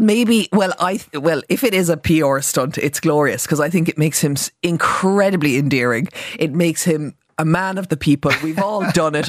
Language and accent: English; Cork, Munster, Ireland; I'm from Cork